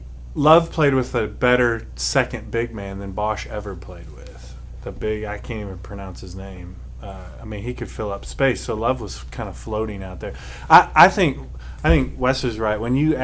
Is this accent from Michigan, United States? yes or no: yes; Detroit, Michigan, United States; I grew up in Detroit, which we still call Cleveland the mistake on the lake